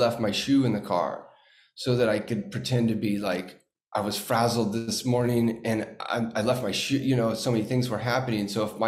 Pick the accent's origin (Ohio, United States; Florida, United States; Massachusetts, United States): Massachusetts, United States; Watertown; born there; I'm from Boston. You know what I mean? I was born in Watertown.